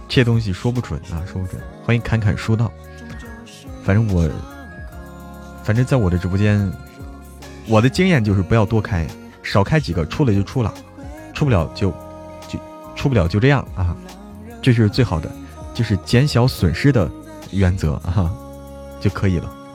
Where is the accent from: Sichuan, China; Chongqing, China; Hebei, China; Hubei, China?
Hebei, China; Zhangjiakou; now in Chengdu, China; 大家不要说我在成都， 不要说我是河北张家口的